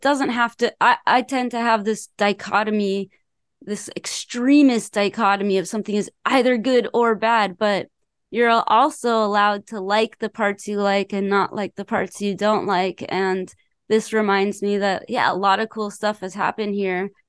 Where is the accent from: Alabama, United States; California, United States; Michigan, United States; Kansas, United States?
California, United States; Los Angeles; I'm from Los Angeles